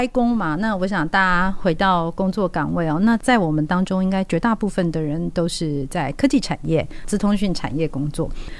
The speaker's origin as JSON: {"language": "Chinese", "town": "Tianwei", "region": "Changhua County", "country": "Taiwan", "tie": "born or raised there", "said": "那我是来自彰化田尾，好，那彰化田尾，我想它相当有名，就是公路花园嘛，嗯，所以我从小就生长在那个花丛当中。"}